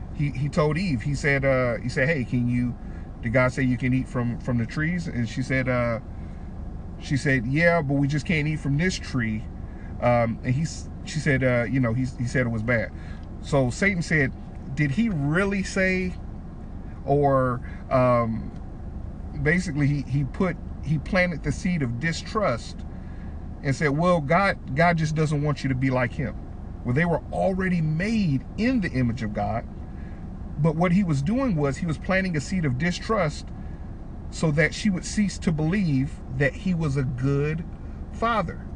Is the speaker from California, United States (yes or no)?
no; Detroit, Michigan, United States; I'm from Detroit, Michigan. I'm Super City. I'm a black guy